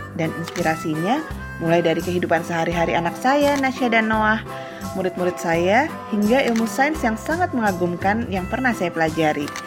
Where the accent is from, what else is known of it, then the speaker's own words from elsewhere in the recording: Toulouse, Occitania, France; now in Cimahi, Indonesia; Saya lahir di Toulouse, Prancis dan sekarang tinggal di Cimahi.